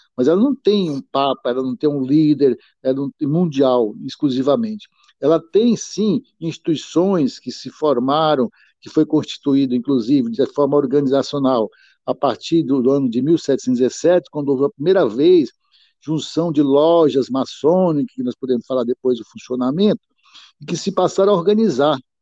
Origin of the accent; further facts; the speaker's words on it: Piauí, Brazil; now in Olímpia, Brazil; embora eu não seja original de Olímpia, eu sou do Piauí